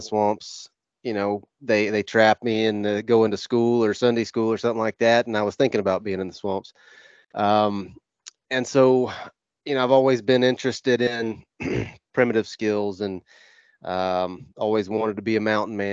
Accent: Northwest Florida, United States; I grew up in Northwest Florida. I grew up on a ranch

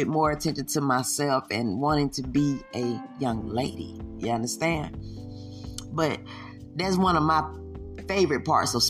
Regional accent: the South, United States; I am from the South

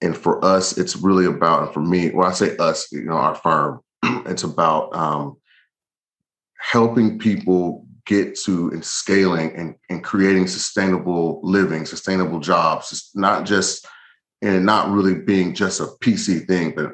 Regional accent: the South, United States; I'm from the South

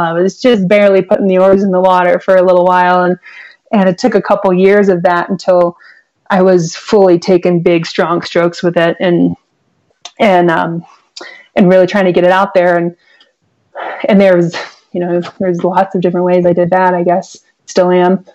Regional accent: Columbus, Ohio, United States; now in Arizona, United States; I grew up in Columbus, Ohio, in the suburbs

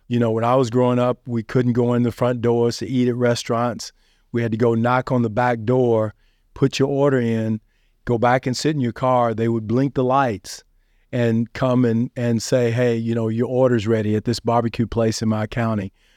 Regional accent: Western Kentucky, United States; also born or lived in Indianapolis, Indiana; I was born in Indianapolis, but I was grew up in Kentucky.

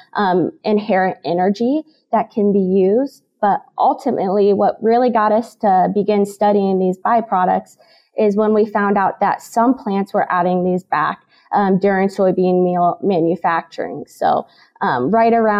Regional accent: Illinois, United States; moved away as an adult; now in Kansas, United States; I'm originally from Illinois

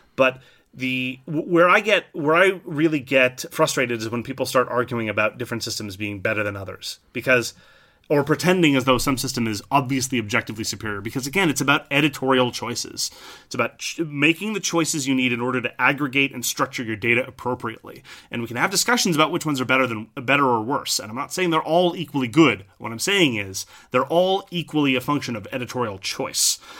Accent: French Canada, Canada; I'm from French Canada

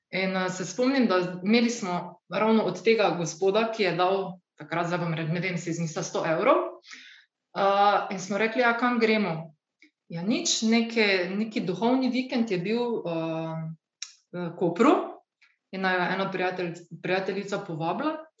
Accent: Slovenia

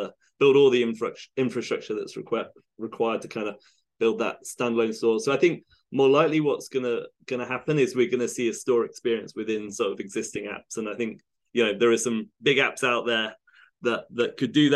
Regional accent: United Kingdom; now in Seattle, United States; I live in Seattle. Yeah, although I'm British originally

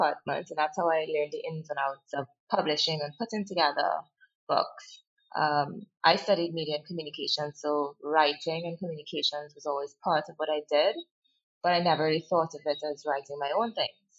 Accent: Trinidad & Tobago; We grew up in East Trinidad before moving back to the West, where the rest of my family is.

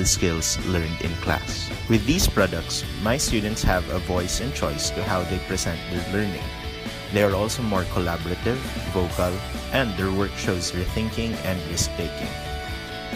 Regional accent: Philippines; I am from the Philippines and I have been teaching social studies for over 5 years

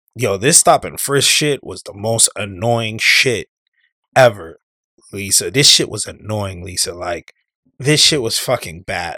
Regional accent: New York, United States; when I was growing up in New York

